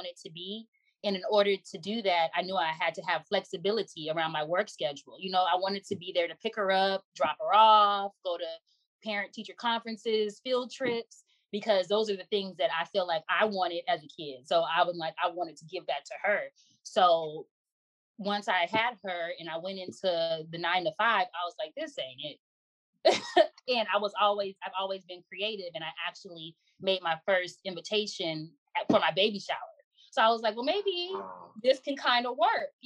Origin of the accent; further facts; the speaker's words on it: Inglewood, California, United States; also born or lived in Florida; Born and raised in Los Angeles, specifically Inglewood, California.